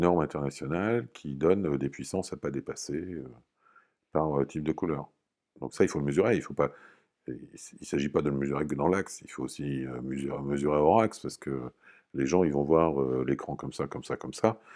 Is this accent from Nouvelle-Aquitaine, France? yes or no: no; Normandy, France; moved away as an adult; Comme j'étais normand, je suis revenu dans la région